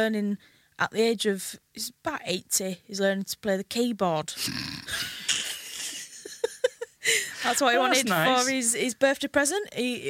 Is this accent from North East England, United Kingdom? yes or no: no; Hull, Yorkshire and the Humber, United Kingdom; moved away as an adult; now in London, United Kingdom; My hometown is Kingston upon Hull in the East Riding of Yorkshire.